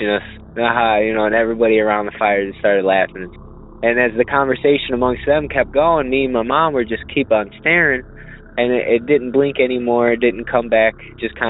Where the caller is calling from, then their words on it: Illinois, United States; I'm actually calling from Illinois